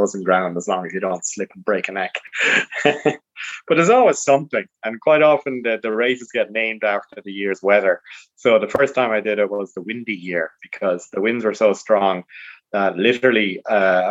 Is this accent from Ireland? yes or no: yes; Ireland; also born or lived in London; I moved back to Ireland when I was 5